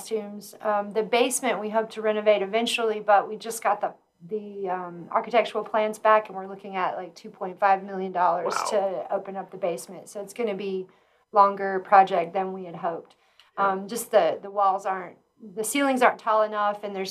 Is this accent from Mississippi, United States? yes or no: yes; Hernando, Mississippi, United States; moved away as an adult; also born or lived in Memphis, Tennessee / Westcliffe, Colorado / Nederland, Colorado; now in Pueblo, United States; I am originally from Hernando, Mississippi.